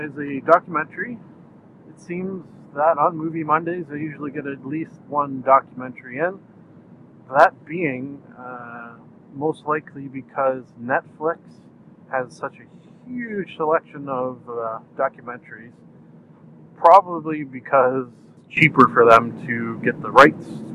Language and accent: English; Canada; I'm Canadian